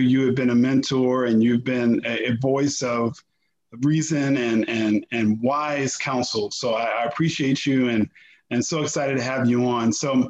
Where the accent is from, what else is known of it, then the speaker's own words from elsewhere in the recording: Washington, District of Columbia, United States; I grew up in Washington, D.C.